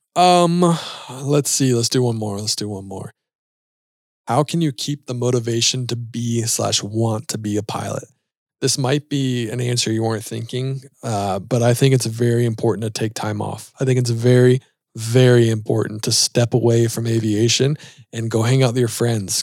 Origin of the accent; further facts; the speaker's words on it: Charlotte, North Carolina, United States; We're both from Charlotte